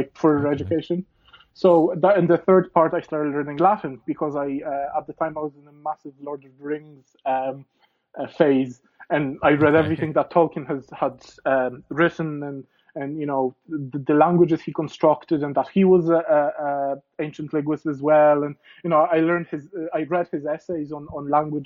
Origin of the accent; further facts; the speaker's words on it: Poland; English is a second language; moved away as an adult; now in Ireland; I was born in Poland and I've only come to Ireland when I was 18.